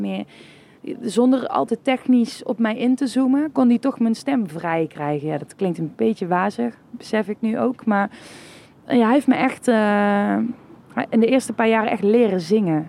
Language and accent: Dutch; Kessel, Limburg, Netherlands; first language Dutch; ik kom zelf uit Kessel.